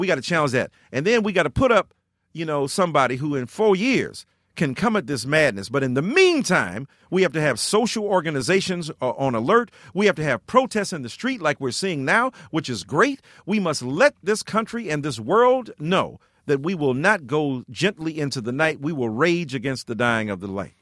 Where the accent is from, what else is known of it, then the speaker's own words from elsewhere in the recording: Detroit, Michigan, United States; I'm from Detroit, Michigan.